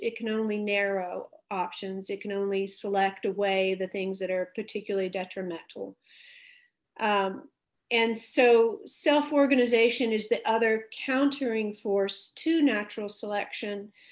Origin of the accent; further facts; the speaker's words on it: Dallas, Texas, United States; I grew up in Dallas, Texas